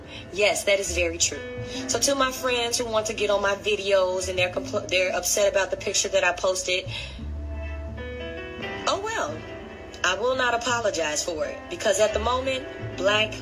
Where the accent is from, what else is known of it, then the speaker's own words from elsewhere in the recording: Villa Park, Illinois, United States; I grew up in Villa Park, Illinois, was the only black girl on an all-white cheerleading squad